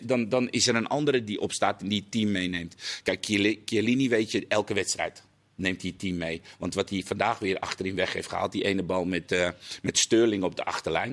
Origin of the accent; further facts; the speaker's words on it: Netherlands; dat wij als Nederlanders toch zouden zuurpruimen